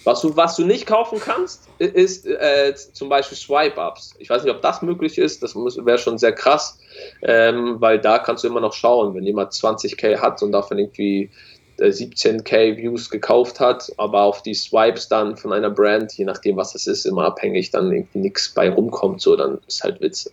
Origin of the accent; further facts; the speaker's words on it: Hamburg, Germany; bei uns in Hamburg